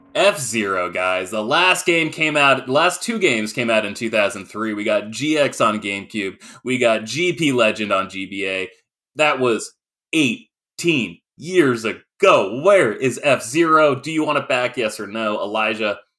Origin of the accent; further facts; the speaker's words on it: Maine, United States; I grew up in Maine